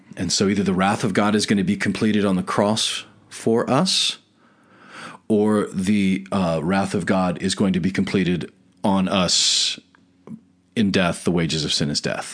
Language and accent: English; United States; we were born and raised in America